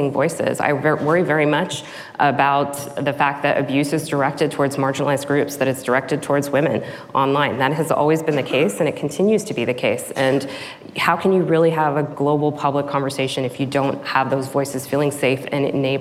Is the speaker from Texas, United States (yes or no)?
yes; Texas, United States; I'm a first generation immigrant. I grew up in Texas on the border of Louisiana, in a very small town